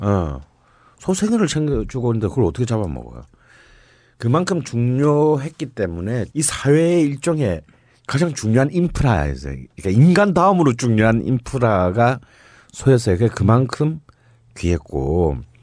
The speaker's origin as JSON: {"language": "Korean", "region": "Gyeongsang", "country": "South Korea", "tie": "born or raised there", "moved": "yes", "lives_now": "Seoul, South Korea"}